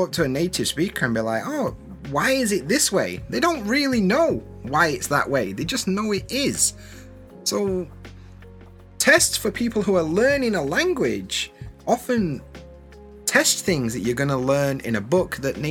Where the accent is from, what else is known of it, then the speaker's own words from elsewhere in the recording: Sheffield, Yorkshire and the Humber, United Kingdom; first language English; where I'm from, in Sheffield, in Yorkshire